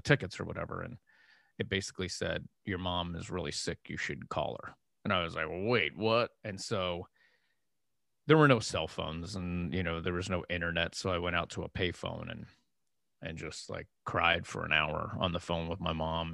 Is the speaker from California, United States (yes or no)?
no; Erie, Pennsylvania, United States; moved away; I'm from Erie, Pennsylvania